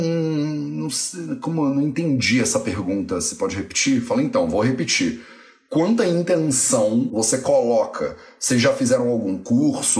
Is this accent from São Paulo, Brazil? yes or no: no; Resende, Rio de Janeiro, Brazil; Eu nasci em Resende, né? Então, tecnicamente, eu sou resendense